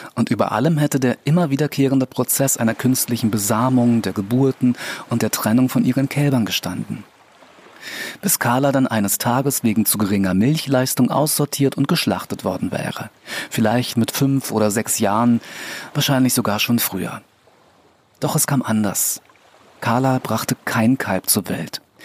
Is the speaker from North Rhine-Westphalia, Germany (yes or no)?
no; Berlin, Germany; als Berliner